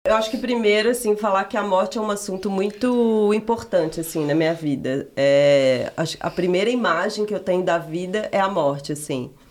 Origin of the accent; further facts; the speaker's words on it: Minas Gerais, Brazil; moved away; also born or lived in Piedade de Ponte Nova; ter morado em Minas eu considero assim, ter nascido, crescido lá